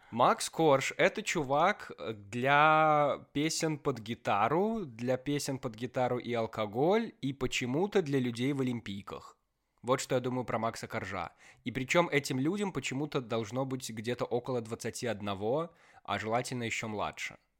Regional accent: Belarus; Как белорус

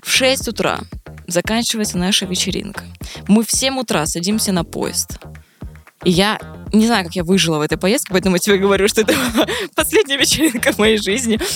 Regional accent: Vladivostok, Primorsky Krai, Russia; я просто из Владивостока

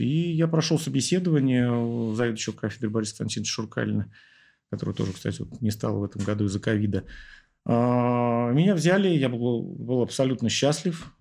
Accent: Moscow, Russia; я уехал из Ясни и вернулся потом работать в Ясине

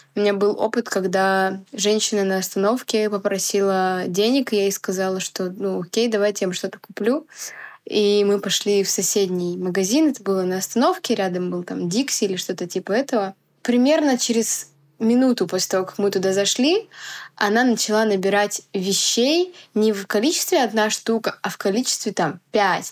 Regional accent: Biysk, Altai Krai, Russia; в Бийске, в моем родном городе

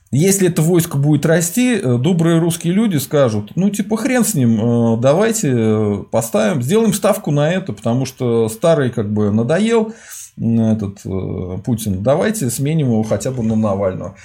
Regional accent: Volga region, Russia; я с Поволжья

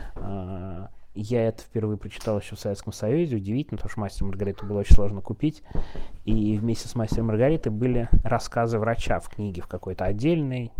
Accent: Moscow, Russia; в 90-е я москвич

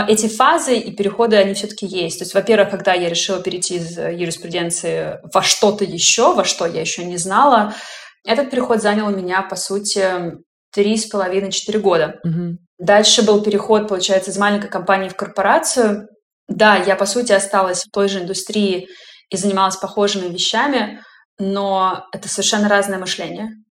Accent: Russia; moved away as an adult; now in Germany; я женщина из России

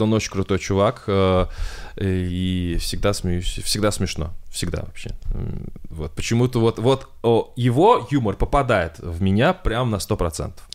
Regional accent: Kovrov, Vladimir Oblast, Russia; Я из Коврова

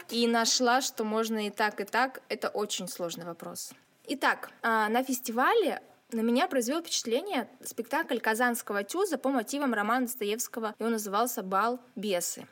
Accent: Siberia, Russia; also born or lived in Nizhnevartovsk; сибирячка, провинциалка и специалистка по связям с общественностью в Драмтеатре Нижневартовска.

